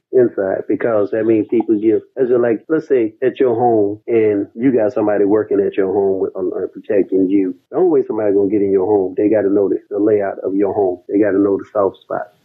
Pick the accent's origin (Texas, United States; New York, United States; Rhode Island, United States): Texas, United States; Dallas; also born or lived in Southfield, Michigan; now in Atlanta, United States; I'm from Dallas, Texas